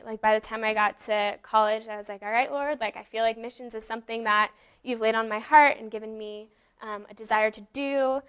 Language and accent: English; the Bay Area, California, United States; moved away as an adult; now in Humboldt County, United States; like Levi said, and I'm actually from the Bay Area and a junior at Humboldt State.